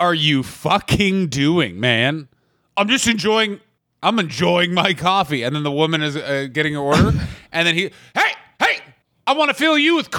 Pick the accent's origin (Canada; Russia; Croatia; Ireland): Canada; Also, I'm that Canadian guy